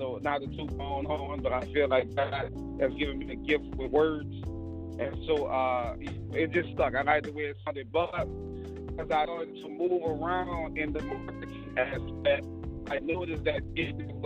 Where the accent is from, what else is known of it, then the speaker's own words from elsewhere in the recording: New Orleans, Louisiana, United States; I grew up in the regular New Orleans black family